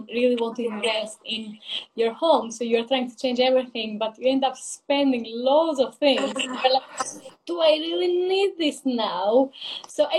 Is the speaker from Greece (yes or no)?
yes; Greece; English is a second language; moved away as an adult; now in London, United Kingdom; So I am originally from Greece, hence the accent. I moved in London like 3.5 years ago.